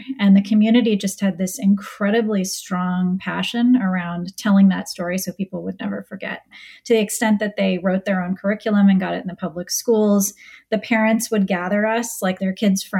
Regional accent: Bainbridge Island, Washington, United States; I grew up on Bainbridge Island, which is a little island near Seattle.

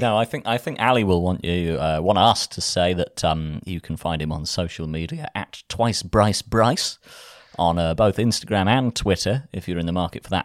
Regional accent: Folkestone, South East England, United Kingdom; growing up in the nineties in Folkestone

